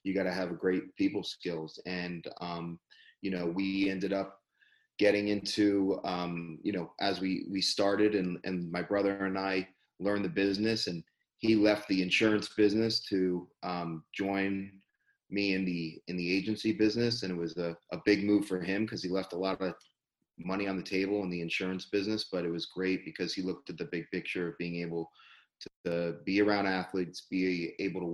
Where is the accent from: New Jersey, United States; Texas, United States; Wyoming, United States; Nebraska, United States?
New Jersey, United States; moved away; also born or lived in Cooper City, Florida; I'm from New Jersey, and my family, we moved down to South Florida over 25 years ago